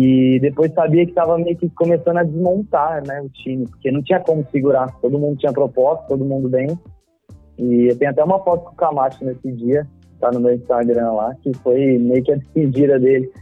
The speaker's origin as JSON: {"language": "Portuguese", "town": "Marília", "region": "São Paulo", "country": "Brazil", "said": "eu sou do interior, né? Eu sou de Marília, né? Interior de São Paulo"}